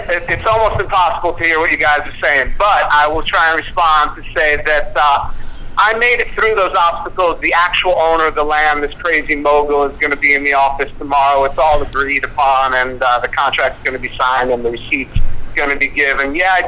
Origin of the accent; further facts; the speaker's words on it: United States; moved away; I'm from America